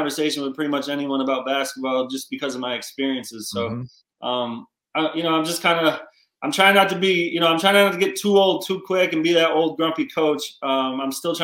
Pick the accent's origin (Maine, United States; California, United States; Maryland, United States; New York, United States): New York, United States; Gloversville; I'm from Gloversville, New York